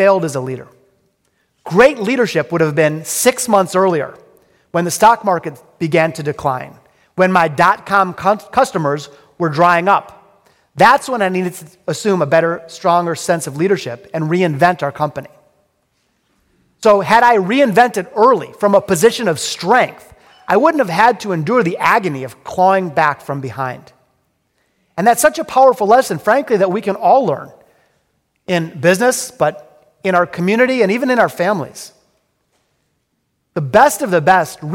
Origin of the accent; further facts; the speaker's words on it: Detroit, Michigan, United States; I'm from Detroit. I'm a hardcore, multi-generational Detroiter. My grandparents were born in the city. My parents, and of course, I was born in the city. I'm very, very proud of our hometown